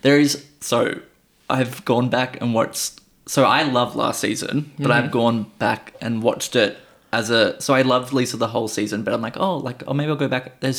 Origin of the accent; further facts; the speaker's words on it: New York, United States; I don't know. This is how I talk. I'm from New York.